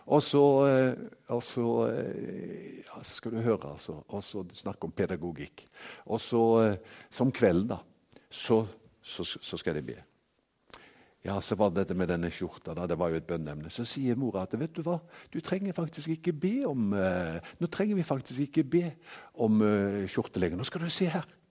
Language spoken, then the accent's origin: Norwegian; Haugesund, Rogaland, Norway; now in Kristiansand, Norway; Jeg er jo fra Haugesund opprinnelig, men bor jo i Kristiansand og har bodd der i 20 år nå.